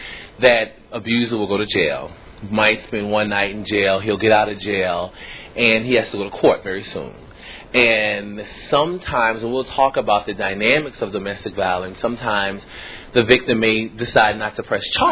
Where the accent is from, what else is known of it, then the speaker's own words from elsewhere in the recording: New Orleans, Louisiana, United States; moved away; I'm actually from New Orleans, Louisiana.